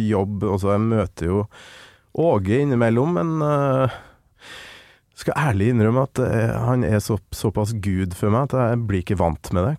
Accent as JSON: {"language": "Norwegian", "town": "Kolvereid", "region": "Trøndelag", "country": "Norway", "said": "jeg er jo fra Kolvereid"}